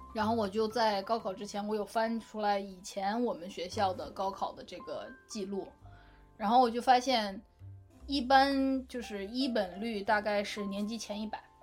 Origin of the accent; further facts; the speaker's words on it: Northeast China, China; moved away as an adult; now in United States; 我是东北人嘛